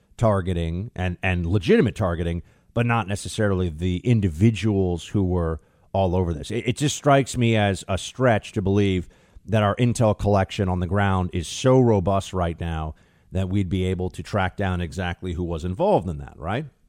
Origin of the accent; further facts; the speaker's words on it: United States; as an American